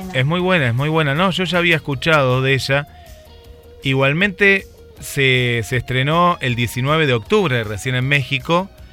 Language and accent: Spanish; Argentina; como argentino